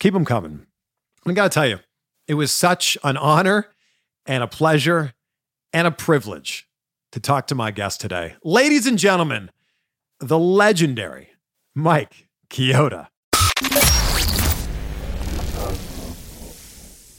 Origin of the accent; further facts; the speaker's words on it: Toronto, Ontario, Canada; I'm from Toronto.